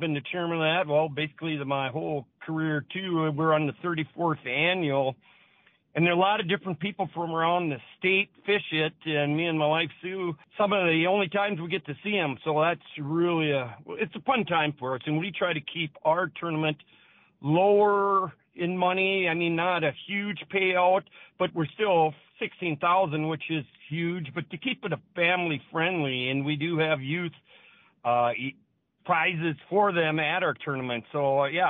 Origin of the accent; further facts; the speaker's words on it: Fingal, North Dakota, United States; now in Valley City, United States; I grew up in the Fingal area